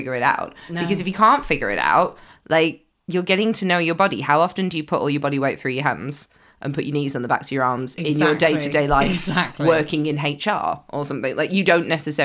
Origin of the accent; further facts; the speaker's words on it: United Kingdom; as British people